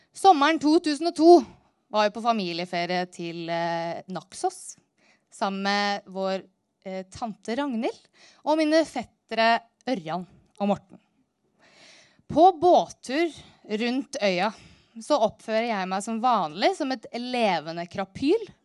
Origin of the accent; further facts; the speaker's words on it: Narvik, Nordland, Norway; Jeg vokste opp helt nord i Nord-Norge, innerst inne i Ofotfjorden, i en by som heter